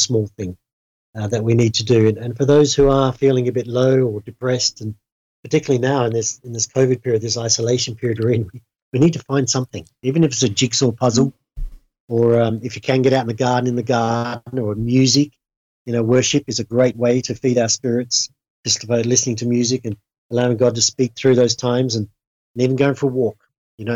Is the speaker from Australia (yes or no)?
yes; Australia; moved away; I'm from Australia and come from a farming background.